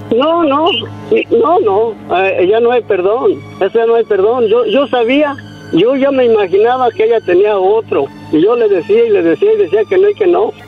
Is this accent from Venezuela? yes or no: no; San Miguel Zapotitlán, Jalisco, Mexico; de donde yo soy, de un rancho, cerca de Guadalajara, pero sí, cerca de Guadalajara